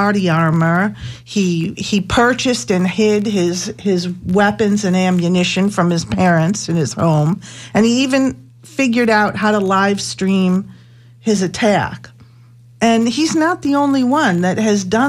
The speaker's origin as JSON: {"language": "English", "town": "Buffalo", "region": "New York", "country": "United States", "tie": "born or raised there", "moved": "yes", "lives_now": "Tampa, United States", "said": "Buffalo, New York, actually my hometown."}